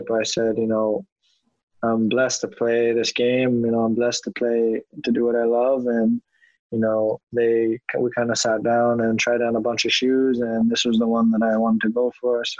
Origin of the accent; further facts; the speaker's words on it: Toronto, Ontario, Canada; I'm from Toronto